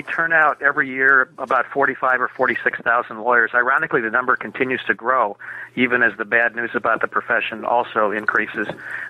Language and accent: English; Minneapolis, Minnesota, United States; I was born and raised in Minneapolis.